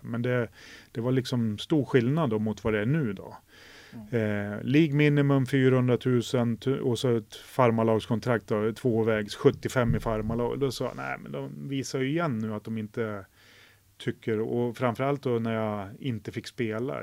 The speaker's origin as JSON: {"language": "Swedish", "country": "Sweden", "moved": "as an adult", "said": "Jag var ensam svensk i ett och ett halvt år där"}